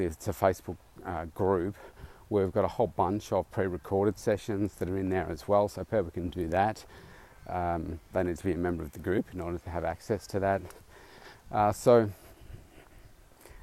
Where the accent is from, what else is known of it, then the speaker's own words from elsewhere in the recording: Melbourne, Victoria, Australia; my hometown here, Melbourne